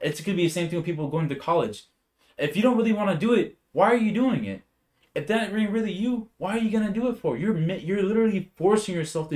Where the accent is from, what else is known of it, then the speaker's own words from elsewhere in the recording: Bakersfield, California, United States; I'm from Bakersfield, California